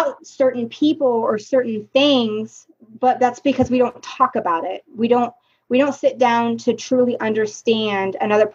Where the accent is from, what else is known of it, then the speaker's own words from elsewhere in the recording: Oregon, United States; moved away; I grew up in Oregon, and Oregon is very primarily white